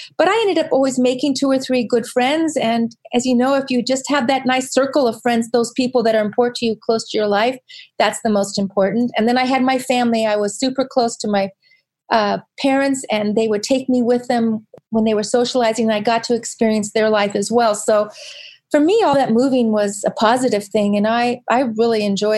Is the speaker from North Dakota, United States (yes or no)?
no; Virginia, United States; born there; also born or lived in Southern California; I was born in Virginia, and I spent a fair amount of my life living in a very small beach town in Southern California.